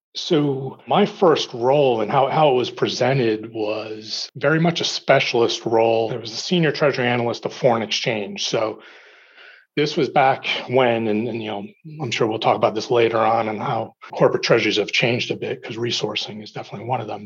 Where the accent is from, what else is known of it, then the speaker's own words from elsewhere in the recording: New Jersey, United States; moved away as an adult; also born or lived in Corning, New York / Lake Forest, Illinois; my parents never actually uprooted me when I grew up in New Jersey